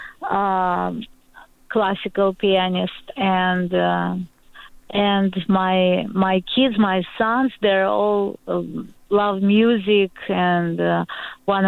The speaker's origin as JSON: {"language": "English", "region": "Moscow", "country": "Russia", "tie": "born or raised there", "also_born_or_lived": "Ukraine", "second_language": "English", "moved": "yes", "said": "being born in Moscow, I have all my ancestors, my parents, my grandparents came from Ukraine."}